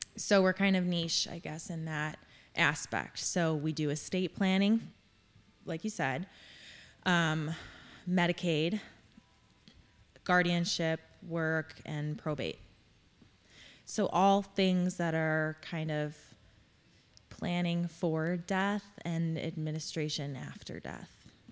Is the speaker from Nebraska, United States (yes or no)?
no; Crown Point, Indiana, United States; I am born and raised in Crown Point